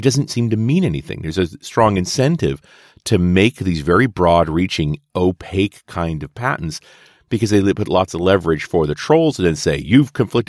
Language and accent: English; Canada; I'm a Canadian too